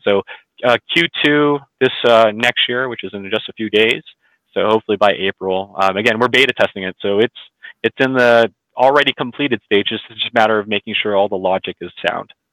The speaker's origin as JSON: {"language": "English", "region": "California", "country": "United States", "said": "I'm from California, we do auctions every business day"}